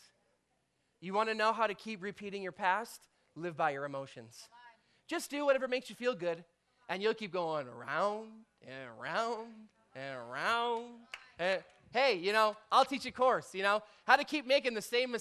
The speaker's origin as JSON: {"language": "English", "country": "Canada", "said": "we're Canadian"}